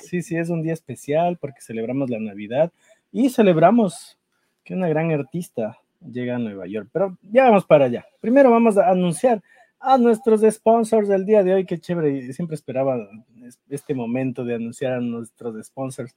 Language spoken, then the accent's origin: Spanish; Ecuador; now in United States; nosotros como ecuatorianos